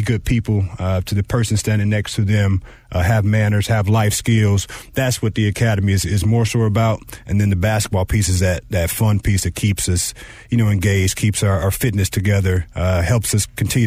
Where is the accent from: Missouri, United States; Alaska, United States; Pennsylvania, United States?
Missouri, United States; St. Louis; I'm a person that lives and dies and breathes, you know, just St. Louis